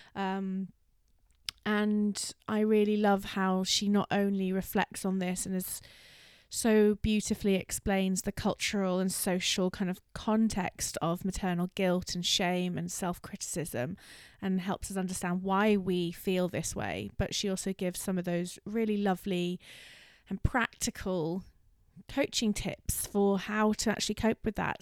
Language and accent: English; London, United Kingdom; I'm a Londoner